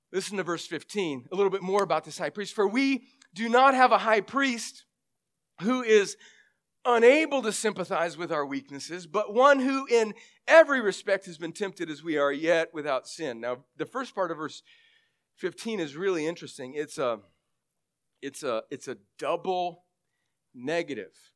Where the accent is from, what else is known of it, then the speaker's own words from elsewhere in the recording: California, United States; moved away; I grew up in California. Most of my family is still there